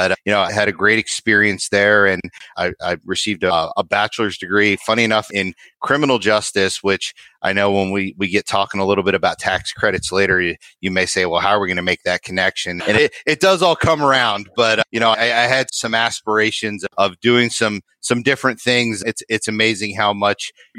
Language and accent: English; Northeast, United States; now in North Texas, United States; I actually grew up in the Northeast